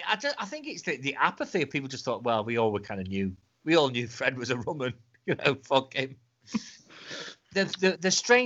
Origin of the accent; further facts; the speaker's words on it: Altrincham, North West England, United Kingdom; he grew up not too far from where I grew up in Altrincham, because he was in Timperley, wasn't he, down the road.